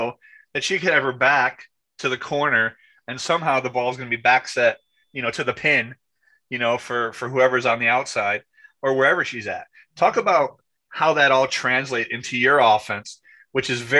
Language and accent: English; New York, United States; I'm white from New York